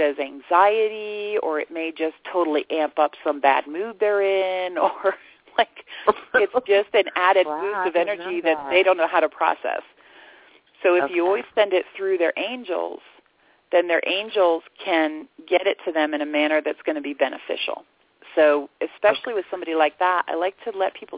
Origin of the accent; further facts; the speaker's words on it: the Bible Belt, United States; now in Sedona, United States; I grew up in the Bible Belt